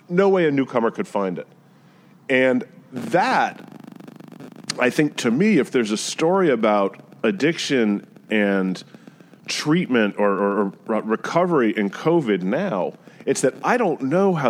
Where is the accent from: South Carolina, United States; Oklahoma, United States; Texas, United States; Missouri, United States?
South Carolina, United States; also born or lived in New Jersey; now in New York, United States; being mostly from South Carolina, even though my family is northern in roots, and I was born in Jersey